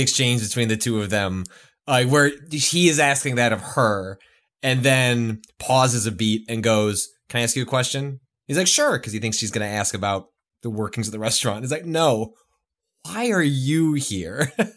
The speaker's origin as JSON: {"language": "English", "region": "Midwest", "country": "United States", "tie": "born or raised there", "said": "I grew up in the Midwest"}